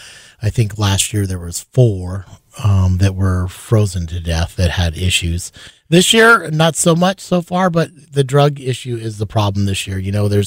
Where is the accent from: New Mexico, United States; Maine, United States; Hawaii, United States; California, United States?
Hawaii, United States; Yes, I'm native Hawaiian.